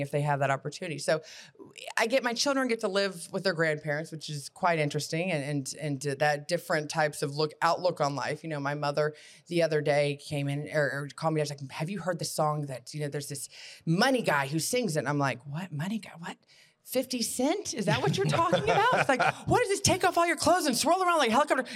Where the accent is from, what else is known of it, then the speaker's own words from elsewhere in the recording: Brentwood, Tennessee, United States; also born or lived in Nashville, Tennessee; I grew up in Brentwood. So I went to Brentwood High School all the way through public schools